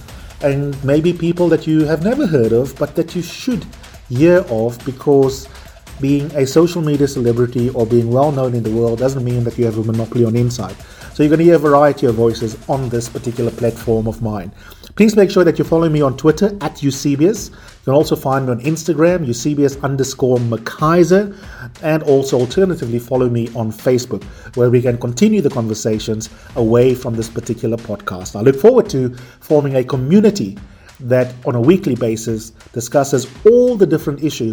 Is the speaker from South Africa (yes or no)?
yes; South Africa; based in Johannesburg, South Africa, which is also my home country